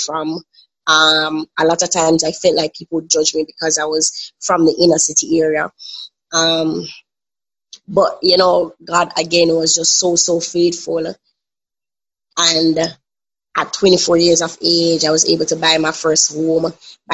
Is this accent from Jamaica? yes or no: yes; Kingston, Jamaica; I am from Kingston, Jamaica.